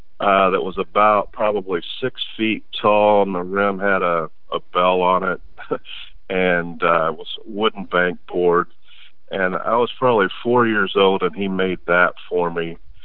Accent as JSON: {"language": "English", "town": "Sellersburg", "region": "Indiana", "country": "United States", "tie": "born or raised there", "also_born_or_lived": "Jeffersonville, Indiana / Floyds Knobs, Indiana", "said": "So I was reared for the most part in southern Indiana. There in Sellersburg is where I attended elementary school and junior high school. Was at Floyd Central Junior High in my seventh grade year, but we moved back to Sellersburg my eighth grade year"}